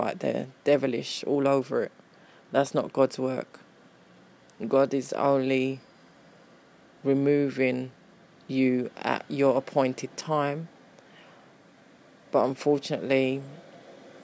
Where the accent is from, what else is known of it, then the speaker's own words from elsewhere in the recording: London, United Kingdom; I was born and bred in Peckham